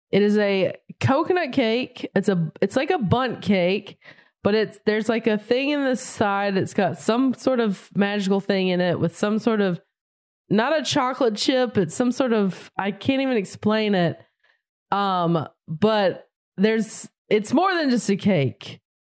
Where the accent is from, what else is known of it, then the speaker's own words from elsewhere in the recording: near Charlotte, North Carolina, United States; moved away; also born or lived in Raleigh, North Carolina; I grew up right outside of it. My hometown is very small and quaint